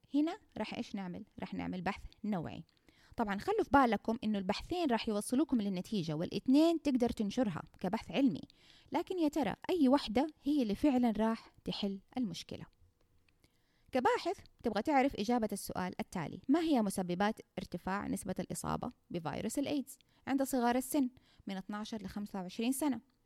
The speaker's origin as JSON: {"language": "Arabic", "country": "Saudi Arabia", "said": "عندنا في السعوديه"}